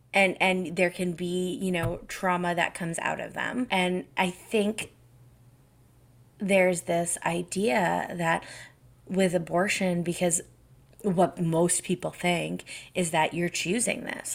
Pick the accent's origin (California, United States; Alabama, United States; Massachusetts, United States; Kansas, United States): Massachusetts, United States; moved away as an adult; now in Canada; I grew up in Massachusetts